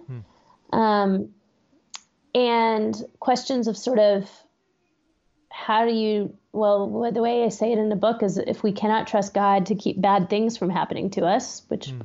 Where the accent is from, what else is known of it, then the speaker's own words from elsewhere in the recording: Austin, Texas, United States; moved away as an adult; now in Pittsburgh, United States; I grew up in Austin